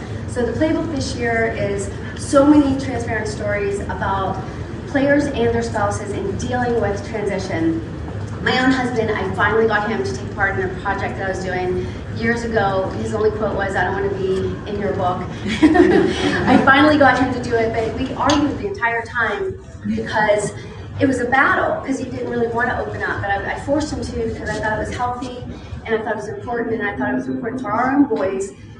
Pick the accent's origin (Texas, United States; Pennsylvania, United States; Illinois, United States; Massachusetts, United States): Pennsylvania, United States; Pittsburgh; moved away; also born or lived in Arizona; growing up in Pittsburgh